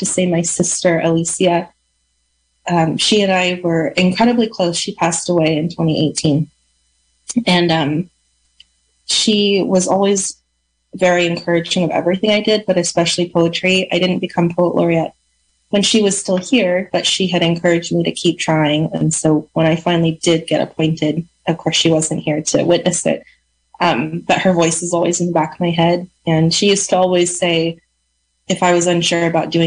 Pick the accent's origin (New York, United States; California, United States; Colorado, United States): California, United States; Lake County; I grew up in Lake County